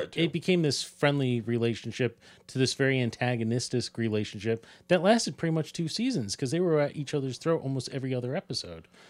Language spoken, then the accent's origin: English; Ireland; As an Irishman